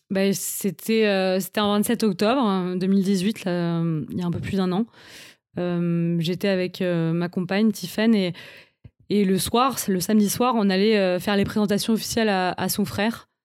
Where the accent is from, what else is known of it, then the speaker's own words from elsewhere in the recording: Paris, Île-de-France, France; suis une Parisienne depuis toujours. J'ai grandi à Paris, j'ai fait toutes mes études à Paris.